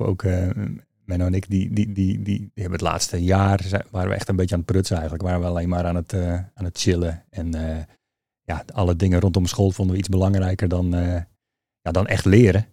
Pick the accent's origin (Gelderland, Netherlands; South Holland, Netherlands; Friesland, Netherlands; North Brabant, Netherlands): Friesland, Netherlands; Leeuwarden; also born or lived in Utrecht / Maarssenbroek; om mijn vierde ben ik vrij snel naar Leeuwarden vertrokken. Dus mijn jeugd.